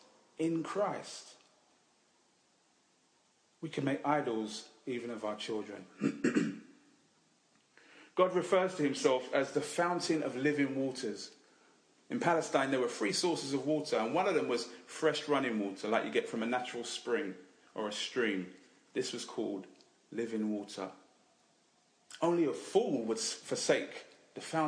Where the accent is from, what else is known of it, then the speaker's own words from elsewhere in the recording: England, United Kingdom; Now, I know we're English